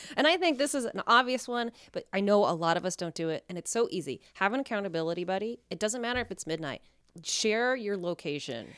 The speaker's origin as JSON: {"language": "English", "town": "Reno", "region": "Nevada", "country": "United States", "said": "I'm from Reno."}